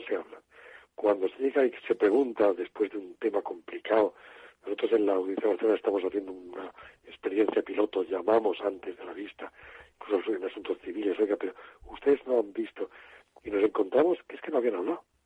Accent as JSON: {"language": "Spanish", "town": "Murcia", "region": "Region of Murcia", "country": "Spain", "tie": "born or raised there", "said": "la zona donde yo nací, yo nací en Murcia"}